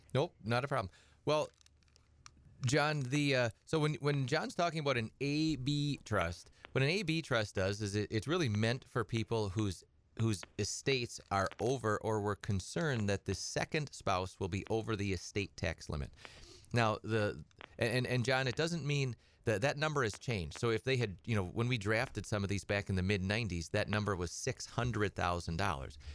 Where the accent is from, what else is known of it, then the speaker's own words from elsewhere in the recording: Edgar, Wisconsin, United States; I grew up on a little hobby farm over by, uh, Edgar. And, uh, I'm from Edgar originally